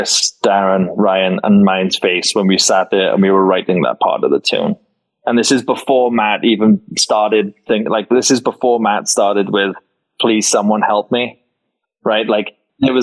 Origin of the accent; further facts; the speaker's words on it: Wales, United Kingdom; moved away as an adult; now in Las Vegas, United States; a Welsh boy that doesn't get to surround himself with Welsh people